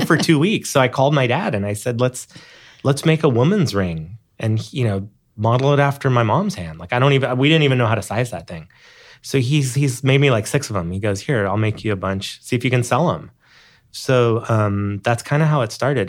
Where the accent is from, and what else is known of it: Hawaii, United States; born or raised there; moved away